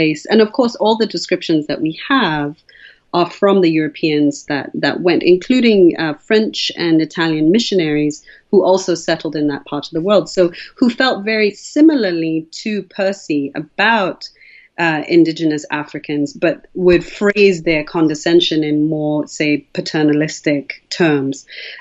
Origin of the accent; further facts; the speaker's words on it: Zambia; growing up in Zambia as a mixed-race Zambian person